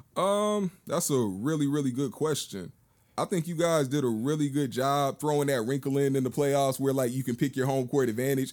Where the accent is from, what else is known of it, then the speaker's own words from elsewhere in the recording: California, United States; growing up in Cali